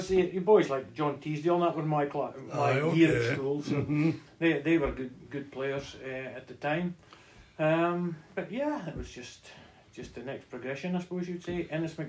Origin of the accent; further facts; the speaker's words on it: Rothes, Scotland, United Kingdom; I was originally from Rothes, obviously. So I was in the Rothes primary school